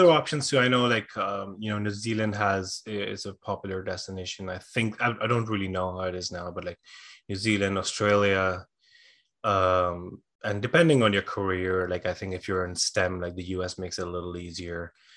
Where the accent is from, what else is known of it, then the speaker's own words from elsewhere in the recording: India; moved away as an adult; also born or lived in Dublin, Ireland; I was born and raised in India